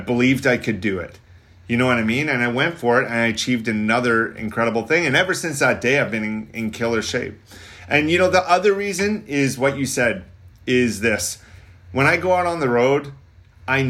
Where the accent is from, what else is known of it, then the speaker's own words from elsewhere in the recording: Canada; I'm from Canada.